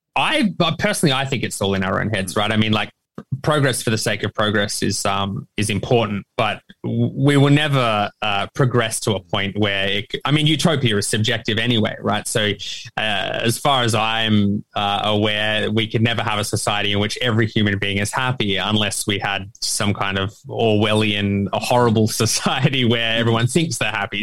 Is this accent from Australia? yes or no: yes; Australia; me as an Australian author